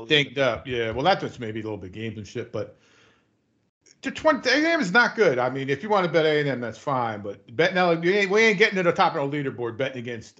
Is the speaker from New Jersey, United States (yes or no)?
yes; New Jersey, United States; I'm from New Jersey